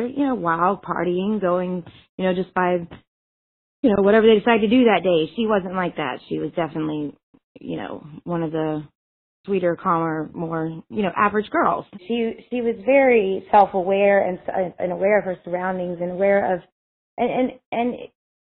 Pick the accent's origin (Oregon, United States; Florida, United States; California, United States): Florida, United States; Panama City Beach; I was from the Panhandle part of Florida, Panama City Beach, Florida